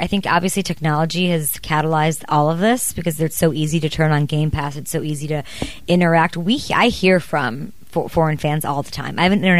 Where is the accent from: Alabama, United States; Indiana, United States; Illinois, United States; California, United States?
Illinois, United States; Chicago; It reminds me of where I'm from in Chicago.